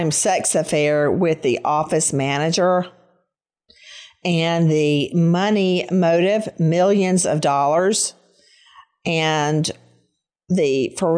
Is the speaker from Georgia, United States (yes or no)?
yes; Bibb County, Middle Georgia, United States; where I grew up in Bibb County, out in the middle of Middle Georgia